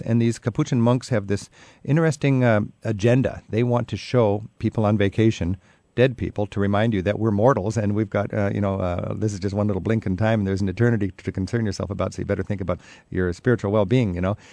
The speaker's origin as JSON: {"language": "English", "country": "United States", "said": "I'm an American"}